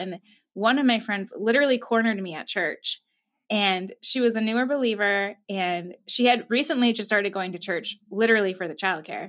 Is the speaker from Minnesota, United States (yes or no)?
yes; Minnesota, United States; moved away; I'm from Minnesota. Born and raised here, moved away for a little bit, but now I'm back